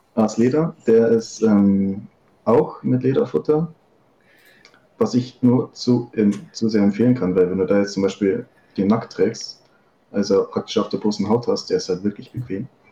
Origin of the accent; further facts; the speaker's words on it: Upper Bavaria, Germany; 25, aus Oberbayern